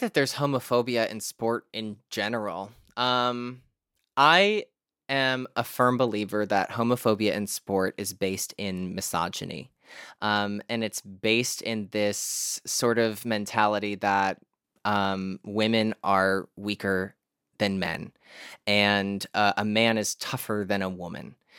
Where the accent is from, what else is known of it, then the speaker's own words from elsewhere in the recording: Scranton, Pennsylvania, United States; now in California, United States; I live in California now, but, um, I'm originally from Scranton, Pennsylvania